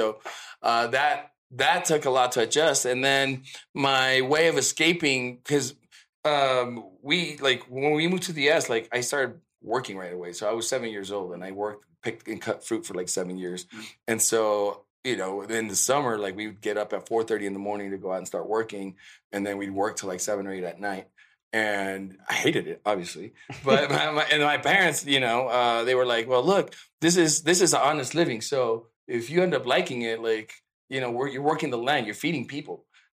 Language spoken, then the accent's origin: English; Mexico City, Mexico; moved away; When I went to the U.S. because I'm originally from Mexico City.